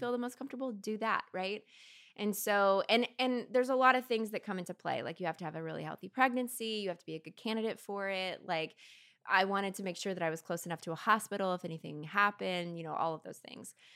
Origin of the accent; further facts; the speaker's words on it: Kentucky, United States; moved away; I'm from Kentucky originally